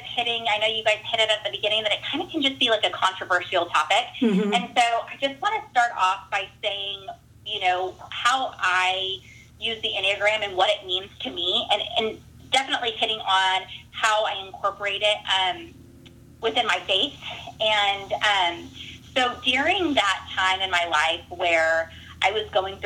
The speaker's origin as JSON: {"language": "English", "region": "Central California", "country": "United States", "tie": "born or raised there", "moved": "as an adult", "lives_now": "Midwest, United States", "said": "I was born and raised in Central California"}